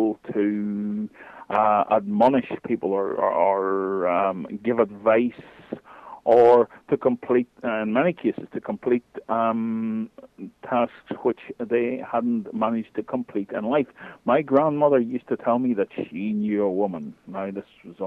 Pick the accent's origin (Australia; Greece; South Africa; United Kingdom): United Kingdom; Northern Ireland; I'm, as my accent will tell you, I'm from Northern Ireland. I am living about 7 miles from the celebrated Giant's Causeway in the north of Ireland